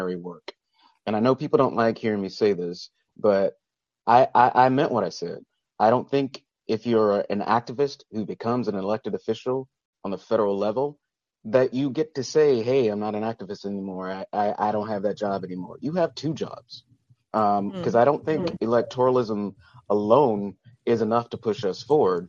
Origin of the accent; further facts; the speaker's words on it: the South, United States; now in Culver City, United States; I'm from the South